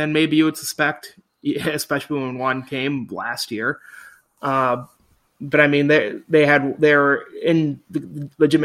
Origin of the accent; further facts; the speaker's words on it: Minnesota, United States; I'm from Minnesota